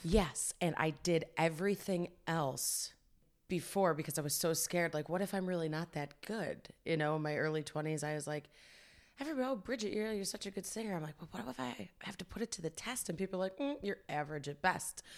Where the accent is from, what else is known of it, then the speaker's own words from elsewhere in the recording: Fairview Park, Ohio, United States; it's a west side suburb of Cleveland, Ohio, uh, Fairview Park